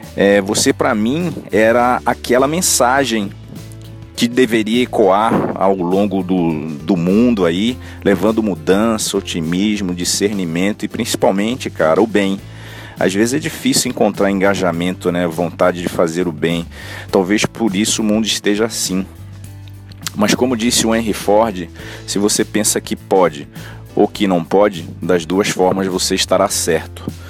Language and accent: Portuguese; Recife, Pernambuco, Brazil; Eu sou de Recife, trabalho com uma equipe no segmento da indústria farmacêutica